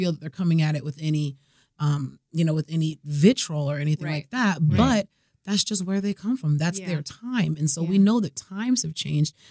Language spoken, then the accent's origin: English; Boston, Massachusetts, United States; I'm from Boston